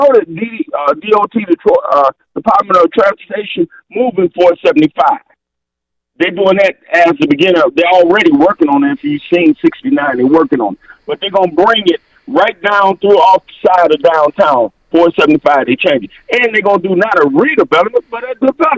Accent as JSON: {"language": "English", "town": "Flint", "region": "Michigan", "country": "United States", "tie": "born or raised there", "said": "I was born in Flint"}